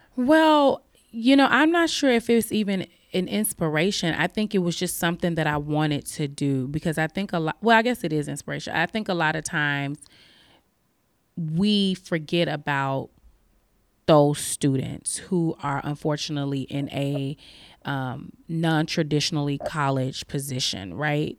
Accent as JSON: {"language": "English", "town": "Chicago", "region": "Illinois", "country": "United States", "also_born_or_lived": "Albany, Oregon", "moved": "yes", "lives_now": "Oregon, United States", "said": "I am originally from Chicago. I'm from the west side of Chicago, inner city"}